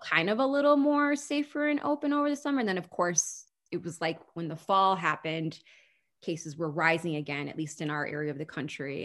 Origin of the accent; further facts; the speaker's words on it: Holland, Michigan, United States; moved away; also born or lived in New York City / Chicago; my hometown in Michigan, Holland, Michigan